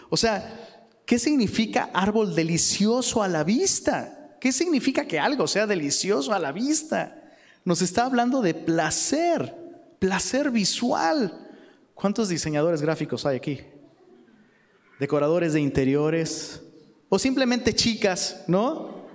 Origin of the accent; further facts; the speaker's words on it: Mexico City, Mexico; Y vengo de, o sea, vengo de Ciudad de México, donde la, Ciudad de México es un bosque viviente, bro.